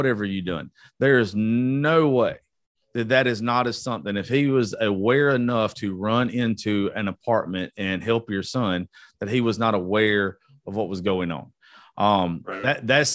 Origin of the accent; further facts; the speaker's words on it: Georgia, United States; I'm from Georgia